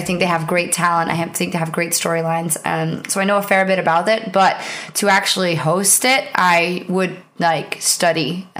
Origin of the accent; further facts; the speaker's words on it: Netherlands; first language Dutch; English is a second language; And I was on stage and I was on the Dutch stream. So I was speaking in my native language for the League of Legends part